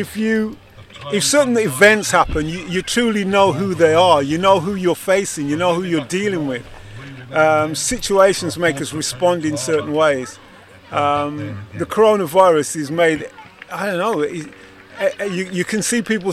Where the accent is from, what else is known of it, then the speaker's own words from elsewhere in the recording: Wolverhampton, West Midlands, United Kingdom; I'm from Wolverhampton